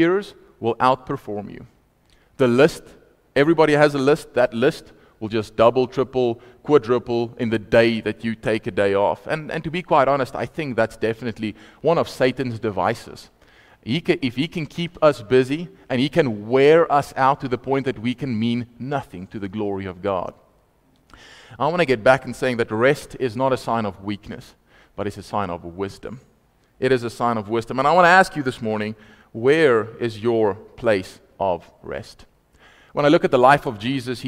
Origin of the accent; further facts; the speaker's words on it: Vaal Park, Free State, South Africa; moved away; also born or lived in Potchefstroom; I'm from Vaal Park originally